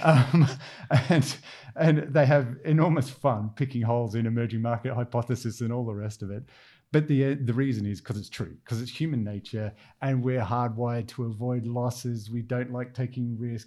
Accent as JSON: {"language": "English", "country": "Australia", "accent": "Australian", "moved": "yes", "lives_now": "London, United Kingdom", "said": "I'm Australian from the accent"}